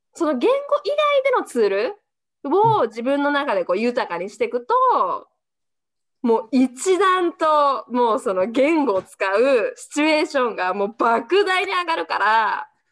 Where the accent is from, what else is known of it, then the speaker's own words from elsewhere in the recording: Japan; also born or lived in Canada; 日本人で生まれて